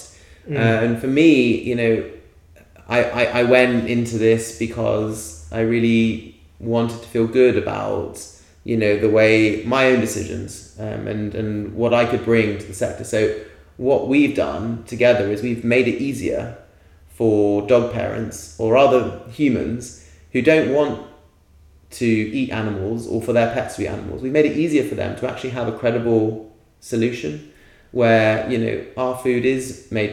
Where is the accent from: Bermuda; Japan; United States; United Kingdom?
United Kingdom; London; I grew up in a city. I grew up in London.